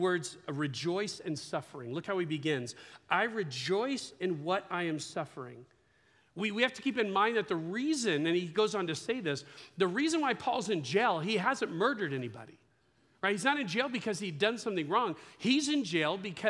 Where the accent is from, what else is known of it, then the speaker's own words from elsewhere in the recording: Ukiah, California, United States; We grew up in Ukiah